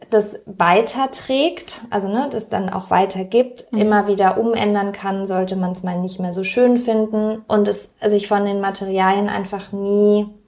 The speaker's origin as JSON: {"language": "German", "region": "Berlin", "country": "Germany", "said": "Und ich fühle mich sehr als Berlinerin."}